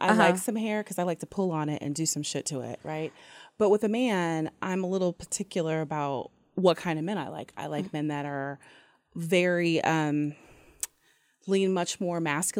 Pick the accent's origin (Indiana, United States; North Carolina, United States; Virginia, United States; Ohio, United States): Ohio, United States; also born or lived in Long Beach, California; now in Atlanta, United States; I'm from Ohio, originally.